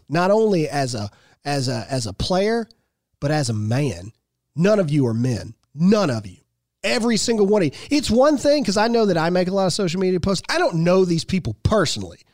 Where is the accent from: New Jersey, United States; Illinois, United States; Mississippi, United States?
Mississippi, United States; I'm a redneck from Mississippi who came from a broken home that has a high school education